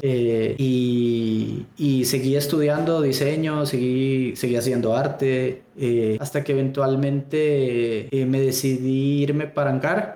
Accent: El Salvador; moved away as an adult; yo soy salvadoreño en la Universidad de El Salvador

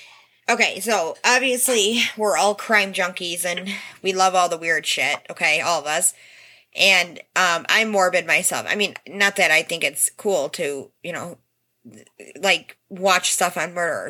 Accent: Detroit, Michigan, United States; We're from the Detroit area.

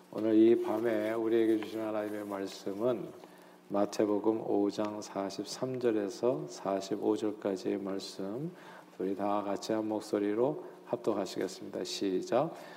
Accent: Seoul, South Korea; now in New Jersey, United States; 저는 서울 태생입니다. 태어나서 쭉 서울에서만 살았어요.

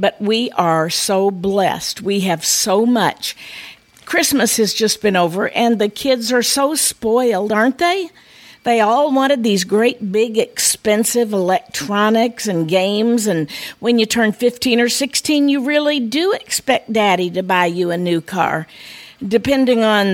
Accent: United States; growing up on the Mississippi River, where we often had the floods

